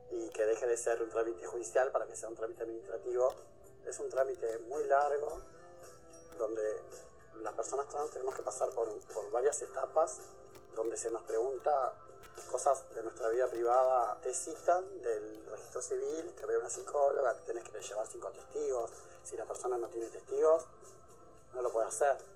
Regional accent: Las Piedras, Canelones, Uruguay; soy de Las Piedras, pertenezco al colectivo Diverso.

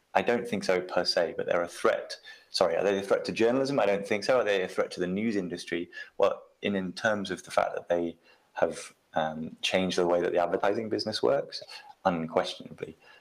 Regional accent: United Kingdom; I'm I'm British, so I grew up with the BBC

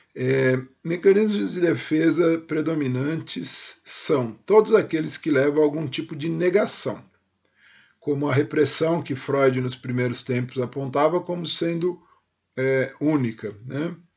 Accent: São Paulo, Brazil; eu nasci em São Paulo e me criei em São Paulo

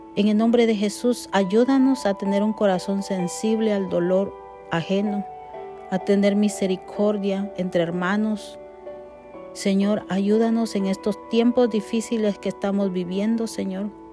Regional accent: Guatemala; como decimos en mi país, Guatemala

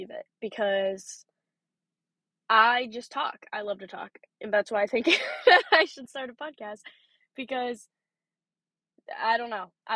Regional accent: Pennsylvania, United States; I am from Pennsylvania.

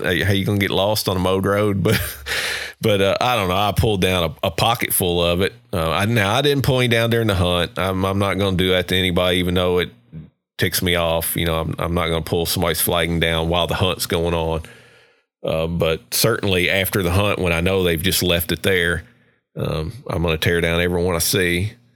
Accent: Kentucky, United States; now in Georgia, United States; I grew up in Kentucky

